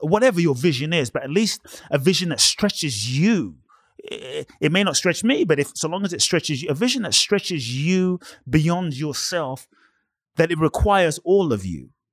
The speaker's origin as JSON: {"language": "English", "region": "London", "country": "United Kingdom", "tie": "born or raised there", "also_born_or_lived": "Ghana", "moved": "as an adult", "lives_now": "Los Angeles, United States", "said": "I was born in Ghana, West Africa, fathers from Ghana, mothers Japanese, grew up in London"}